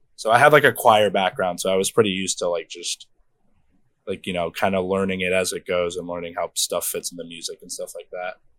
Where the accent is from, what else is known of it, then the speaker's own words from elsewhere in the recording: Brockton, Massachusetts, United States; I grew up in Mass. I grew up in fucking Brockton, born and raised lived here my whole life